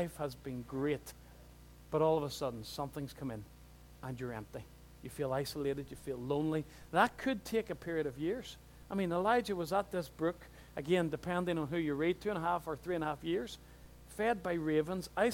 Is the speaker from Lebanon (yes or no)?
no; Newtownards, Northern Ireland, United Kingdom; I'm from Newton Ards.